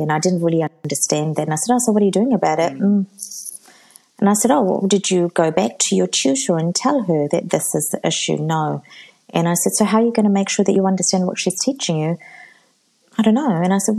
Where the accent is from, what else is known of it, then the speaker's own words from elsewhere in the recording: Fiji; because I'm from Fiji.